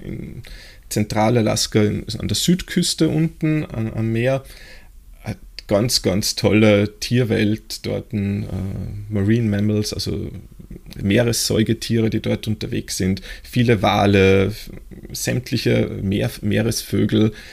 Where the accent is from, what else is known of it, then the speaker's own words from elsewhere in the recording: Austria; bei uns, äh, in Österreich